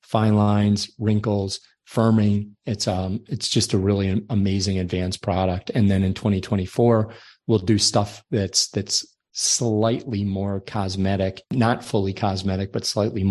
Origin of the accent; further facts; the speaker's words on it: Ireland; I'm from Ireland, so my skin is very fair